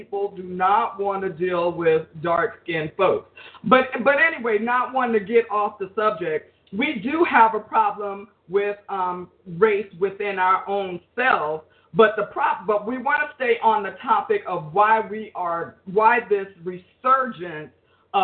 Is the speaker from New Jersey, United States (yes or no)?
yes; Jersey City, New Jersey, United States; I grew up in Jersey City, New Jersey